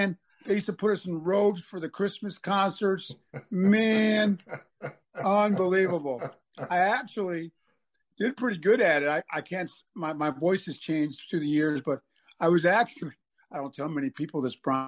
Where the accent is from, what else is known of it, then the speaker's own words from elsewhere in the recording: Buffalo, New York, United States; moved away as an adult; growing up in Buffalo, which I loved